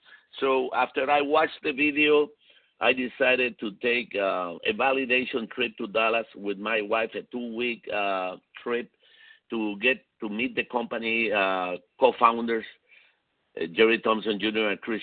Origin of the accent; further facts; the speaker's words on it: Puerto Rico; also born or lived in Chile / Venezuela; I was born in South America, in Chile, so I spent a few years in Chile. Then I moved to Venezuela, and then from Venezuela, I moved to Puerto Rico, where I spent most of my life.